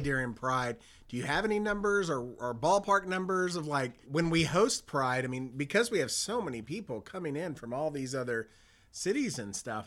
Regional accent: Dallas, Texas, United States; it's my hometown. It's where I've grown up

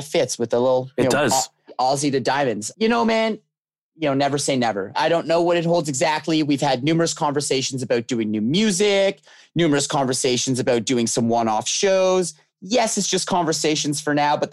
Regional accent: Canada; being a Canadian band

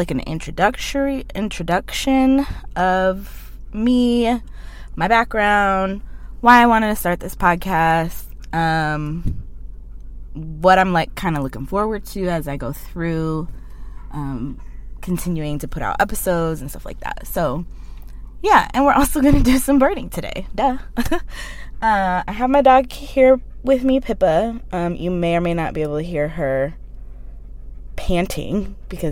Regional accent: Cleveland, Ohio, United States; moved away as an adult; now in Portland, United States; I'm originally from Cleveland, Ohio

